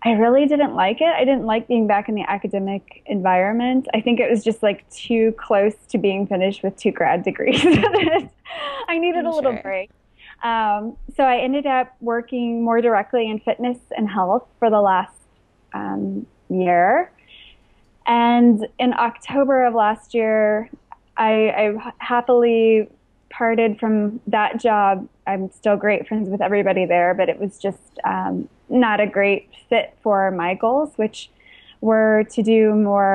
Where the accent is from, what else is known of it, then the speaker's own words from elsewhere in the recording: Midwest, United States; also born or lived in East Coast, United States; now in Los Angeles, United States; I grew up in the Midwest, and I lived on the East Coast for a couple of years